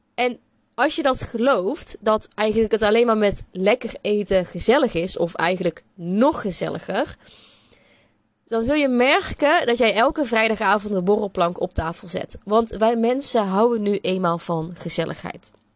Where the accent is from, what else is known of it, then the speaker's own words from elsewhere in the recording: North Brabant, Netherlands; accent: Brabant; ik ben een Bourgondische Brabander. Dat hoor je misschien ook nog wel aan mijn accent